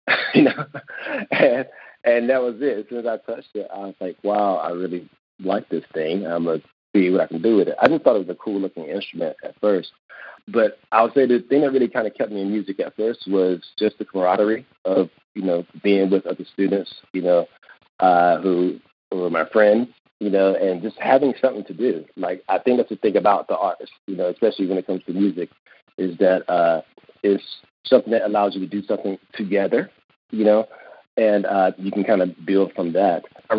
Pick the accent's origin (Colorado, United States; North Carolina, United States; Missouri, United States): North Carolina, United States; Kinston; Well, Kinston, although it's a very small city, it's a very special place. And I could be a little biased because I'm from there.